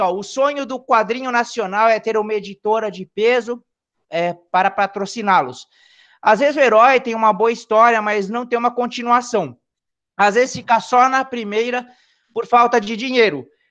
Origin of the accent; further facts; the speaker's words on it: São Paulo, Brazil; now in Rio Claro, Brazil; eu sou da cidade de Rio Claro, tá? Na verdade, eu sou nascido em São Paulo, mas já me considero Rio Clarense, que eu tô aqui já faz tempo já, desde 91